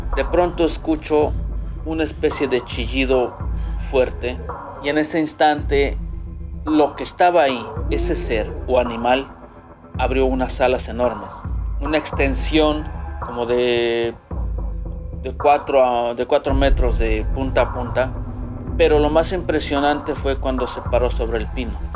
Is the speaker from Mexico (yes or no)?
yes; Tlaxcala, Mexico; moved away as an adult; now in United States; yo soy del estado de Tlaxcala